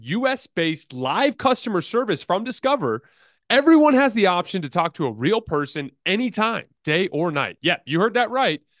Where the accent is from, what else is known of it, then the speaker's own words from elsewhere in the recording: Tucson, Arizona, United States; I'm from Tucson